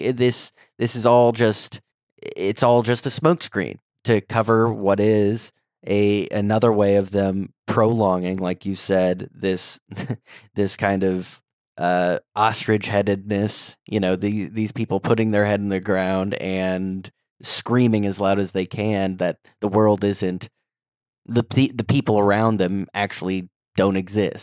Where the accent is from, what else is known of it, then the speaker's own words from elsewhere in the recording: St. Louis, Missouri, United States; now in Philadelphia, United States; I live in Philadelphia, but I'm from Saint Louis. My family still all lives out in the Midwest